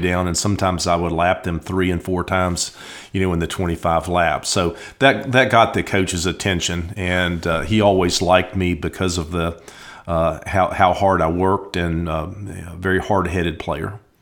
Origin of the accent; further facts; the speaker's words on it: Blacksburg, Virginia, United States; growing up in Blacksburg and Virginia Tech